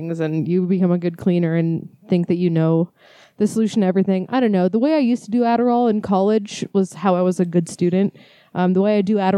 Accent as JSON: {"language": "English", "region": "Northern California", "country": "United States", "tie": "born or raised there", "said": "growing up in Northern California, like, my kind of vacation spot in summers was always going to Santa Cruz"}